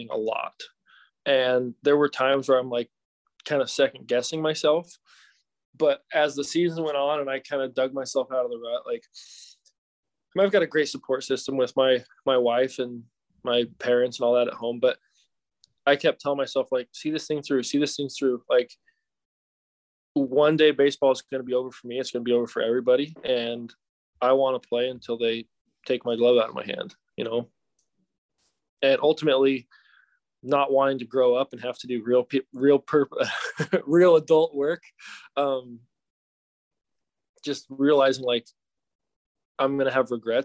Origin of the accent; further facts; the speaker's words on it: Salt Lake City, Utah, United States; I'm from Salt Lake City